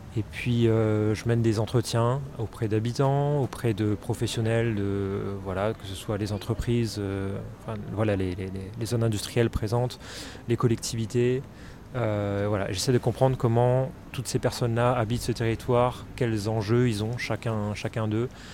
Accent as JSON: {"language": "French", "country": "Réunion", "moved": "yes", "said": "je suis de La Réunion, donc j'étais là-bas à ce moment-là"}